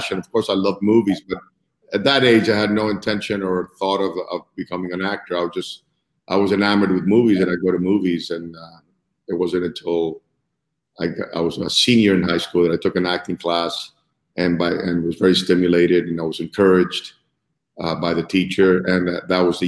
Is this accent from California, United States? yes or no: no; Miami Beach, Florida, United States; also born or lived in Cuba; growing up in Miami Beach